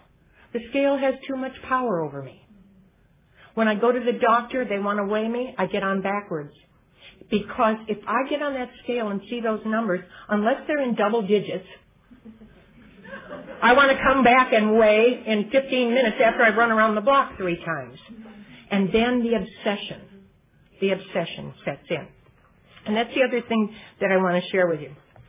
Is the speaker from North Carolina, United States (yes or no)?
no; Michigan, United States; moved away as an adult; I've been in California 20 years, and I brought them with me when I came from Michigan